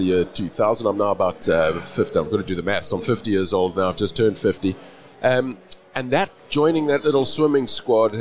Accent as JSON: {"language": "English", "town": "Cape Town", "region": "Western Cape", "country": "South Africa", "said": "I'm from Cape Town, South Africa"}